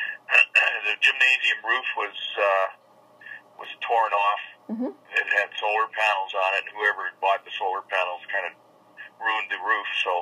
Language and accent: English; Quill Lake, Saskatchewan, Canada; I'm from Quill Lake originally